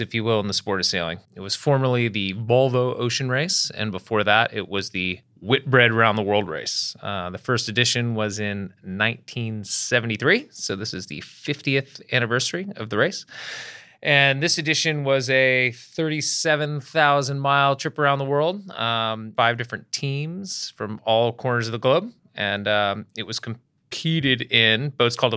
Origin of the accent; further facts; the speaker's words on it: Bristol, Rhode Island, United States; I grew up in Bristol, Rhode Island